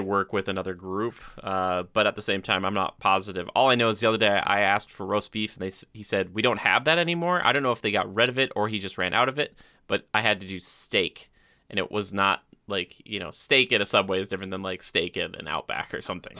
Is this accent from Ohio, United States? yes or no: no; Minnesota, United States; I'm from Minnesota